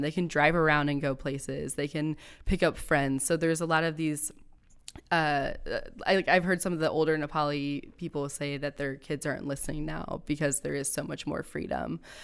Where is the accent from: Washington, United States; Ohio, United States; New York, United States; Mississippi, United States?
Ohio, United States; Akron; also born or lived in northwestern Pennsylvania; I grew up in Akron